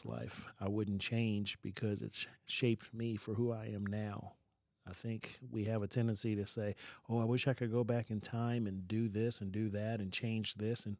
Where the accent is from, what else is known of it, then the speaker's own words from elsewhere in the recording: Baltimore, Maryland, United States; moved away as an adult; also born or lived in Nevada; now in Lebanon, United States; born and raised in Baltimore, raised by a single mom